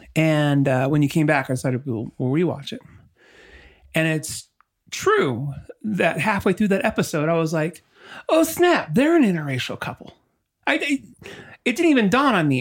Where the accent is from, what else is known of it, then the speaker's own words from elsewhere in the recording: La Habra, California, United States; moved away; also born or lived in Utah / Colorado; Growing up in La Habra